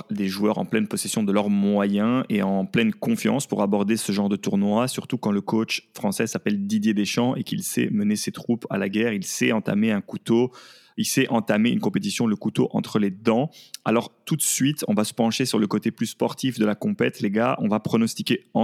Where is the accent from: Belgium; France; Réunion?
Belgium; Nous, en tant que Belges euh, de manière générale